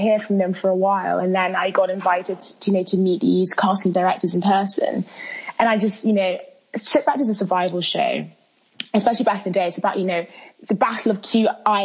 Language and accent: English; London, United Kingdom; English is a second language; also born or lived in Milan, Italy; I was born in Milan. But I was raised in London town and haven't left